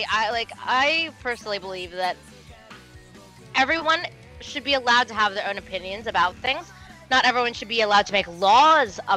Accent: United States; I am from the Maryland, D.C., Virginia area.

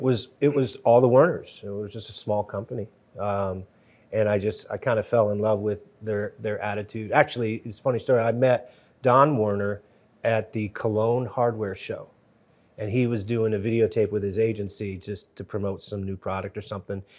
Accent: New Haven, Connecticut, United States; I grew up in Connecticut, uh, New Haven, Connecticut.

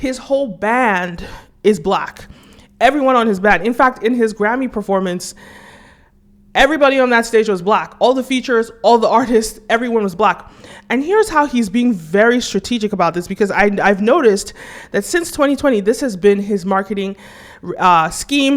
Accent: Nigeria; as a Nigerian

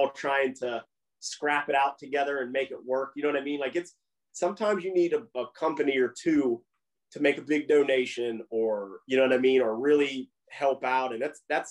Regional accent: Aliquippa, Pennsylvania, United States; People that I grew up with in Aliquippa

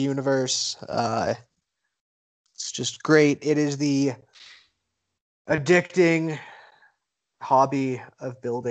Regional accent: the South, United States; I'm from the South

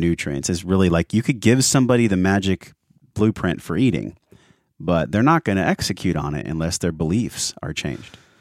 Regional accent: San Diego, California, United States; I grew up in San Diego

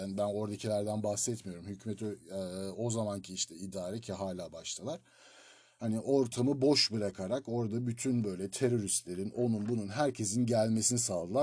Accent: Turkey; first language Turkish; moved away; Ben bir Türk'üm.

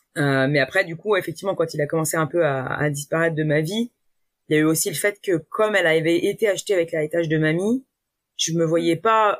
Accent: France

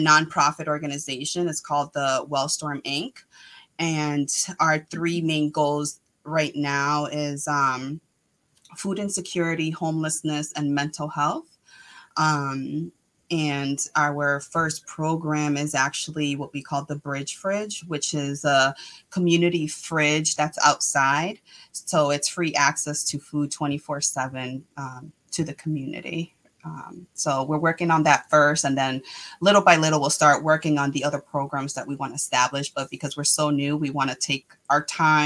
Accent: Worcester, Massachusetts, United States; also born or lived in Guayama, Puerto Rico / Boston; now in Southbridge, United States; I was born in Guayama, Puerto Rico. I came out here when I was, I think four. I lived in Boston, and then we moved to Worcester. So I've been a longtime resident of Worcester

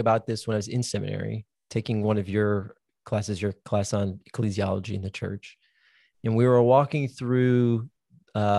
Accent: Minnesota, United States; moved away; also born or lived in Dallas, Texas; I grew up in Minnesota, which means I grew up in Lutheran Catholic land

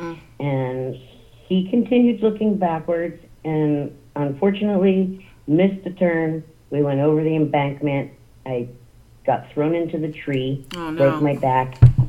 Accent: New Jersey, United States; now in Blanchard, United States; No, I was born and raised out in New Jersey, along the beach.

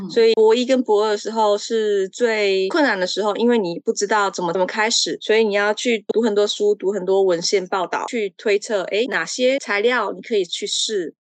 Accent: Taiwan; moved away as an adult; now in Czech Republic; 我从台湾来

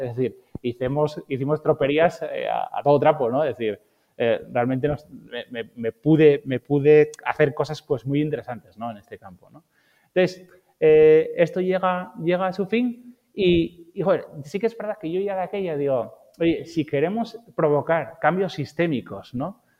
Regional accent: Asturias, Spain; yo soy asturiano

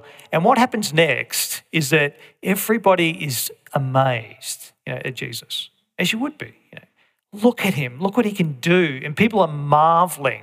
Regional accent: Australia; as Aussies, we can, even as Aussie Christians

